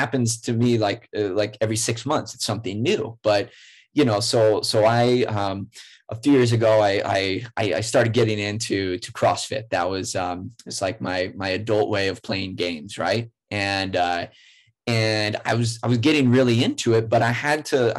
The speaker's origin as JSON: {"language": "English", "region": "rural Iowa", "country": "United States", "tie": "born or raised there", "also_born_or_lived": "San Diego", "moved": "yes", "lives_now": "Minneapolis, United States", "said": "I grew up in rural Iowa, really small town"}